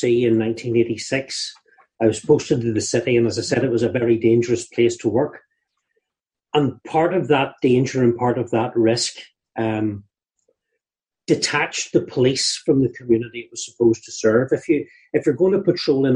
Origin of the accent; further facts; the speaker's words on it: Northern Ireland, United Kingdom; When we were growing up in Northern Ireland